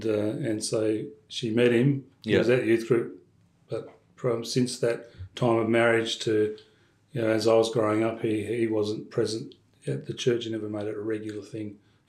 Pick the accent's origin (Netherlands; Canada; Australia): Australia; Perth, Western Australia; also born or lived in Orange, New South Wales; I was born here in Perth, born in Melville, yes.